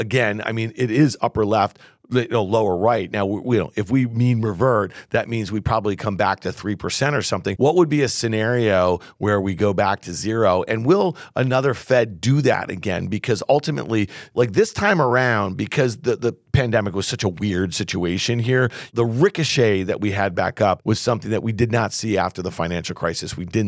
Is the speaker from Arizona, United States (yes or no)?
no; Camillus, New York, United States; In Syracuse. That's my hometown.